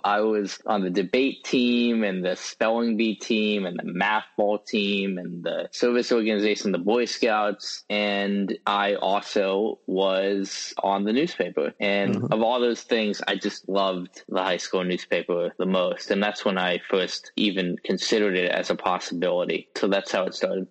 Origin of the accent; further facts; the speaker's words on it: West Lafayette, Indiana, United States; also born or lived in Worcester, Massachusetts; When I was one year old, my family moved to West Lafayette, Indiana, and that is where I grew up.